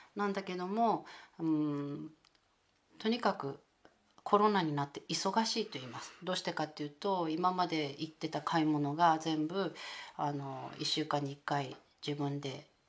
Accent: Sasebo, Nagasaki, Japan; moved away as an adult; also born or lived in Netherlands / Australia; この長崎県佐世保市に、 えー、生まれ育って

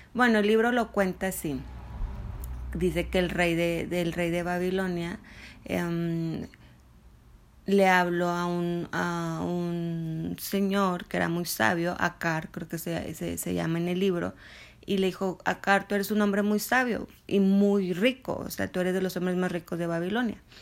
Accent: Mexico

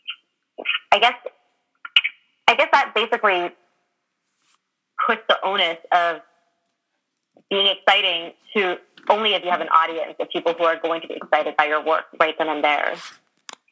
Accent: California, United States; growing up in California

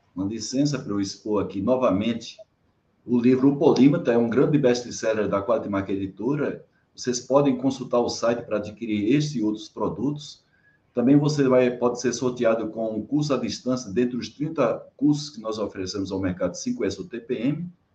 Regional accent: Brazil; como brasileiro

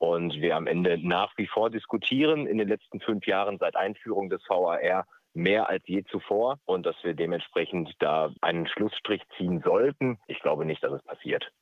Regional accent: near Dortmund, North Rhine-Westphalia, Germany; ich bin in der Nähe von Dortmund groß geworden

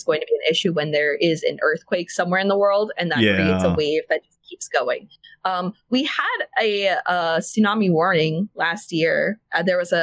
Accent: Florida, United States; moved away; I grew up in Florida

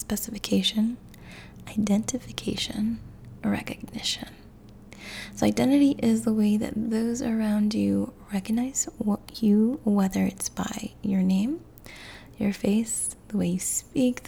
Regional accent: Chicago, Illinois, United States; Chicago, which is where I was born

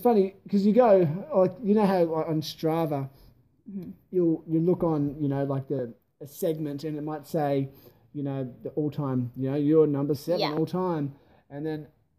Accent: East Coast, Australia; now in Adelaide, Australia; I'm not from here, but you know, I'm from the East Coast.

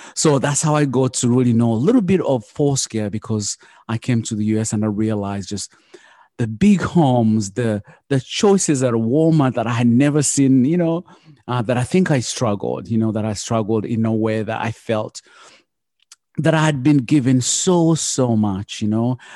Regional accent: Uganda; now in United States; I come from Uganda and I grew up the poor of the poorest

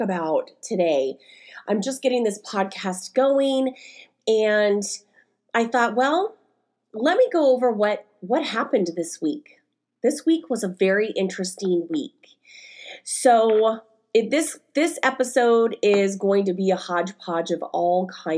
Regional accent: Stockton, California, United States; moved away as an adult; also born or lived in Bay Area, California; now in Oregon, United States; I was living in my hometown of Stockton, California

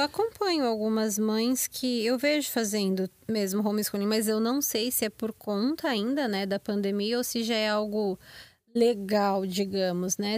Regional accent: São Paulo, Brazil; moved away as an adult; now in United States; Eu morava em São Paulo, ali pertinho de Diadema

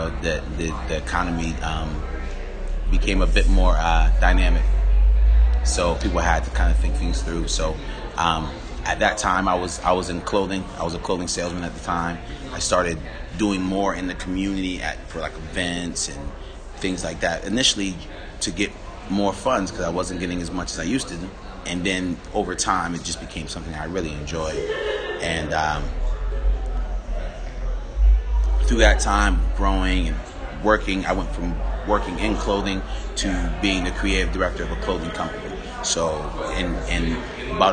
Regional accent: Western Massachusetts, United States; moved away as an adult; also born or lived in Monterey, California; I'm originally from Western Massachusetts, and born and raised

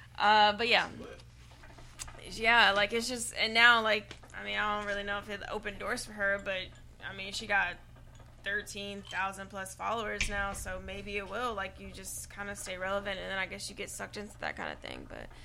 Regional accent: Shreveport, Louisiana, United States; I'm from Shreveport

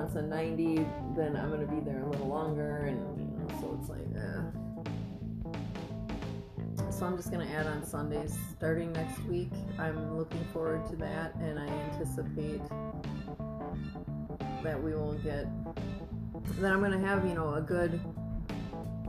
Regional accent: Wisconsin, United States; moved away; I'm from Wisconsin, so yeah, the winters are fucking awful there

